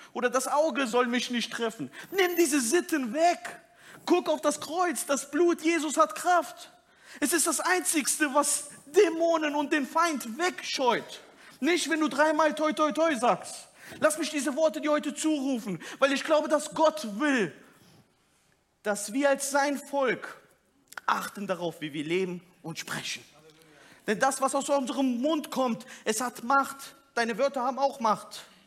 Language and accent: German; Turkey; als Türke